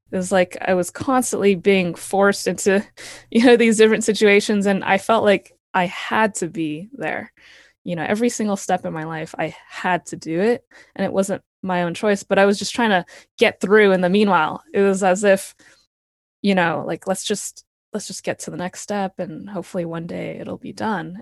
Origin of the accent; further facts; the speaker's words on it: Palo Alto, California, United States; I grew up in Palo Alto, California, uh, right next to Stanford